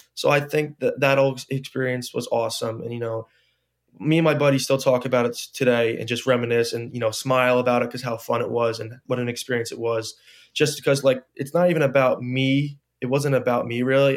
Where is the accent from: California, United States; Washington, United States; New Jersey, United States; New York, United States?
New Jersey, United States; I wanted to play f, for my home state, you know, I didn't wanna travel far away from home.